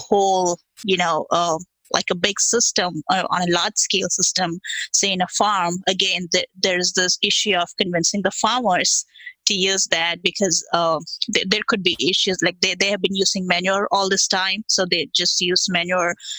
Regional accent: India; now in United States; I come from India where, you know, we have all small scale farmers.

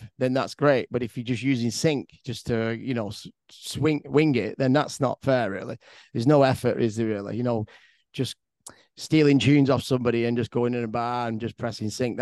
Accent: Manchester, North West England, United Kingdom; growing up in Manchester and DJing in clubs

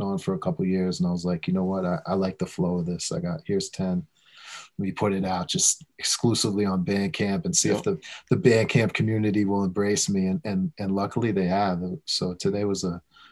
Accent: Westchester, New York, United States; We're both from Westchester, just kind of grew up on similar stuff

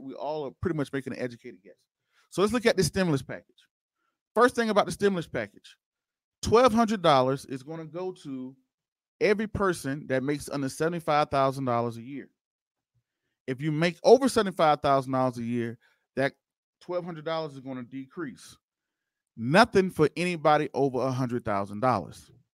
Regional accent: Waynesboro, Georgia, United States; now in Denver, United States; that's my hometown, y'all, Waynesboro, Georgia. That's originally where I'm from

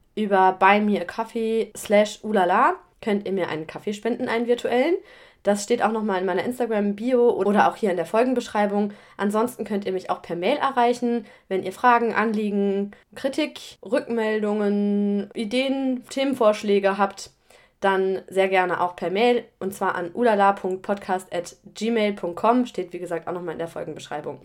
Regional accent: Germany; moved away as an adult; also born or lived in Australia; now in France; habe ich das 18 Jahre lang in Deutschland erlebt oder mitbekommen, bevor ich ins Ausland gegangen bin

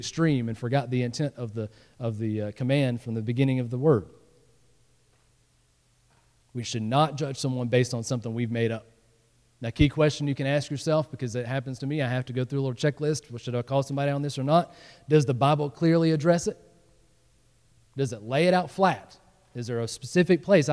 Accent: the South, United States; moved away; I came from the South, and you know, in the South, you dress up

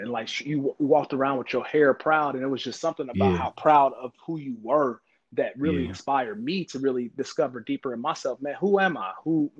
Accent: Kansas City, Missouri, United States; moved away; I grew up in the Midwest in Kansas City, Missouri, for those who don't know. But I grew up in Kansas City, Missouri, and it's a different type of environment there. You know, I grew up around my own people

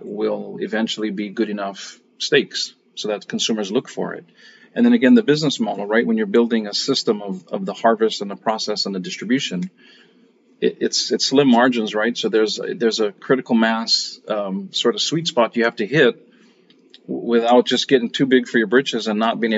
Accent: Kauai, Hawaii, United States; My brother and I rodeoed all growing up in Hawaii and in the mainland.

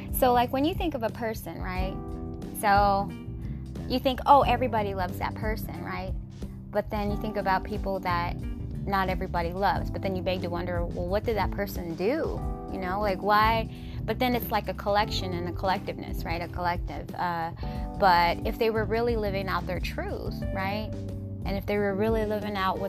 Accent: Washington, United States; moved away; also born or lived in Southern California; Whenever I visit my hometown, I always go that place, and I go to my grandparents' gravesite, and that's over by my old school when I went to kindergarten

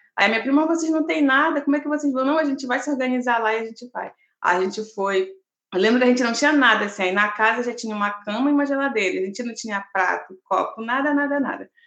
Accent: Belém, Pará, Brazil; moved away as an adult; now in Florianópolis, Brazil; Belém é minha cidade natal

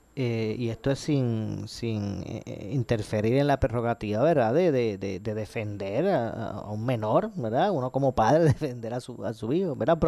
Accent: Ponce, Puerto Rico; yo soy de Ponce, nacido y criado aquí

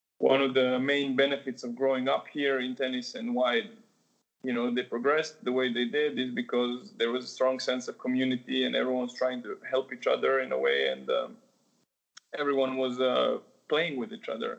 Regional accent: Novi Sad, Vojvodina, Serbia; Monica Seles is from my hometown

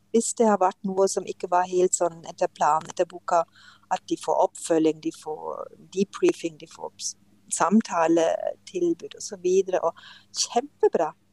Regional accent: Germany; Norwegian is a second language; moved away as an adult; now in Norway; jeg kommer fra Tyskland og kom til Norge for 35 eh, år siden

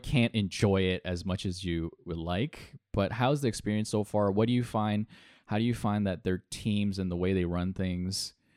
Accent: Toronto, Ontario, Canada; we're we're Canadian. We're we're from Toronto.

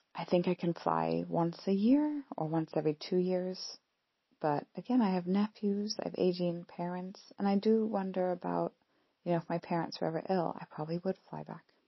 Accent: Pacific Northwest, Washington, United States; moved away as an adult; also born or lived in Scotland; now in United Kingdom; I'm from the Pacific Northwest in the US

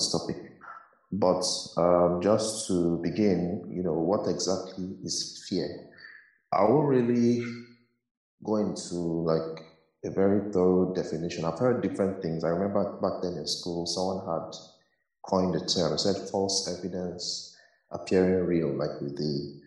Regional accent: Nigeria; growing up in Nigeria

